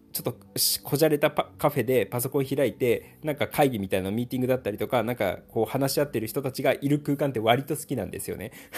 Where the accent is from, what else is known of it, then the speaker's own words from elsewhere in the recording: Gifu, Japan; 僕、岐阜出身なんですけれども